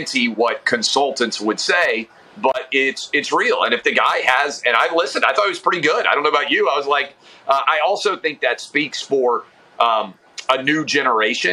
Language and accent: English; the South, United States; I grew up in the South